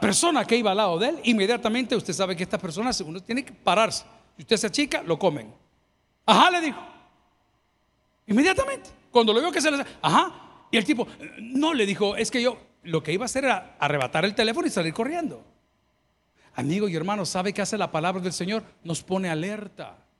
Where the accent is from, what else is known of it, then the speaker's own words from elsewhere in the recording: El Salvador; nos llevaron al liceo salvadoreño, nos daban clases de natación